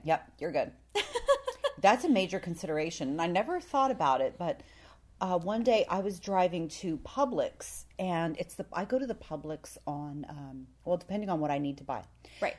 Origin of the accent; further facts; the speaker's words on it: Canada; moved away; I am from Canada, but I'm not very Canadian.